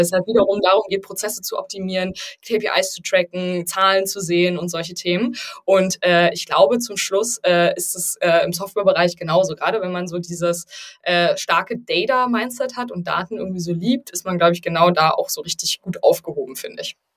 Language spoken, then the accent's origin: German; Berlin, Germany; ich bin Berlinerin